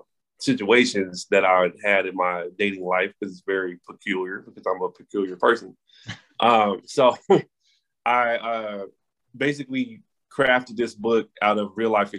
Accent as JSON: {"language": "English", "town": "Los Angeles", "region": "California", "country": "United States", "tie": "born or raised there", "moved": "as an adult", "lives_now": "Washington, D.C., United States", "said": "I am from Los Angeles, California, born and raised"}